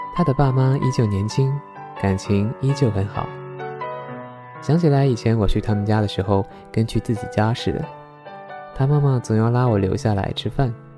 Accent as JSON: {"language": "Chinese", "region": "Fujian", "country": "China", "tie": "born or raised there", "moved": "yes", "said": "我的老家是福建东北部山区的一个小县城"}